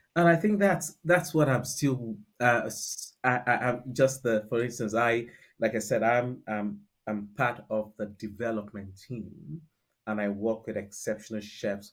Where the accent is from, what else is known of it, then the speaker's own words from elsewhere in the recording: Nigeria; accent: Nigerian; moved away as an adult; also born or lived in United Kingdom; now in London, United Kingdom; born and bred in Nigeria